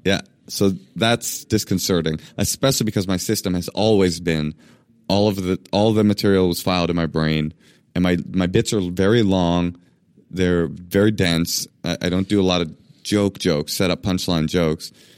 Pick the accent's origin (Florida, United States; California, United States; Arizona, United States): California, United States; Oakland; I grew up in Oakland in a black public schools